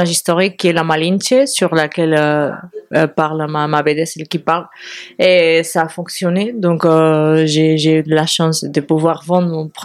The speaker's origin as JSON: {"language": "French", "country": "Spain", "accent": "Spanish", "second_language": "French", "said": "je suis espagnole, ça s'écoute."}